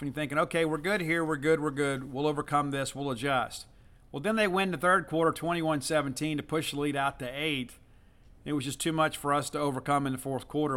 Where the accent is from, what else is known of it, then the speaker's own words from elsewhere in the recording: South Mississippi, United States; growing up in South Mississippi